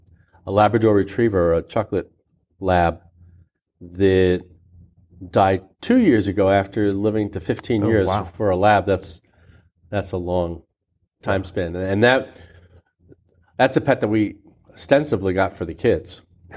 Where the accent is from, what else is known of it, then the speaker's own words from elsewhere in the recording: Miami, Florida, United States; also born or lived in Santiago, Cuba; So I was born in Cuba. I was born in Santiago, Cuba. My parents are from Santiago. Our lineage is Basque, so we go back to the Basque country in Spain. And we moved to Miami when I was 4.